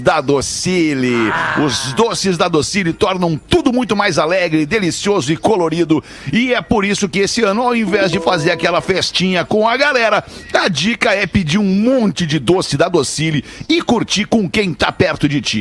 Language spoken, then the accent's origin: Portuguese; Brazil; eu sou brasileiro, né? Sou brasileiro